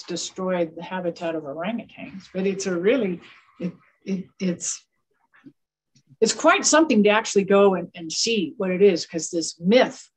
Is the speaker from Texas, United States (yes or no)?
no; California, United States; my home state, California